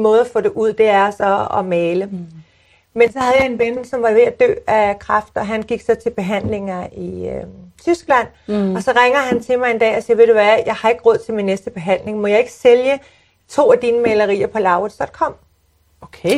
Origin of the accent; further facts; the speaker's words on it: Sorgenfri, Capital Region of Denmark, Denmark; jeg er født og opvokset i Sorgenfri